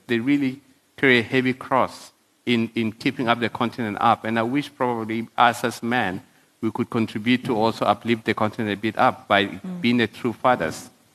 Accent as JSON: {"language": "English", "country": "South Sudan", "tie": "born or raised there", "moved": "yes", "lives_now": "South Africa", "said": "when I was growing up in South Sudan."}